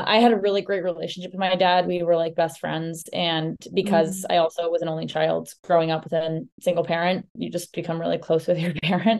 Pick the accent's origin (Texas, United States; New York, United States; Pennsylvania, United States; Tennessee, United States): New York, United States; New York City; I grew up in Manhattan